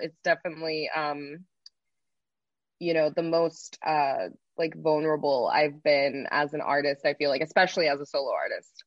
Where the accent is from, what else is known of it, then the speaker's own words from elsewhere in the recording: Texas, United States; moved away as an adult; now in Los Angeles, United States; I was originally from Texas, born and raised there my whole life, and I moved out to Los Angeles